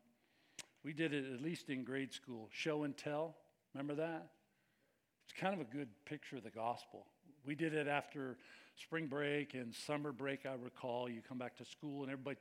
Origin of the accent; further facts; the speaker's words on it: United States; we're from America